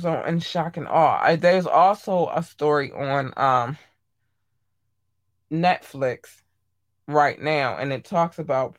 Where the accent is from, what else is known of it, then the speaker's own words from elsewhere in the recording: Baltimore, Maryland, United States; I grew up in Baltimore. I got a lot of family here